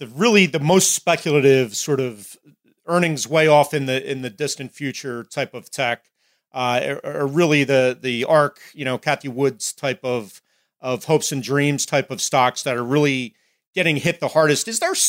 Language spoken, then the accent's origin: English; New Jersey, United States; even here in my home state of New Jersey, they've kind of halted the reopening to some degree